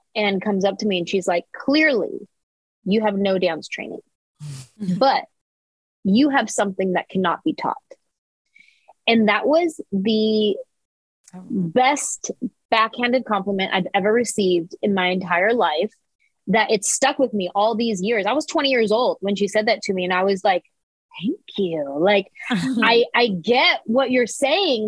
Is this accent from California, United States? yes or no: yes; San Jose, California, United States; this little Mexican girl from San Jose who bounced around to a bunch of different high schools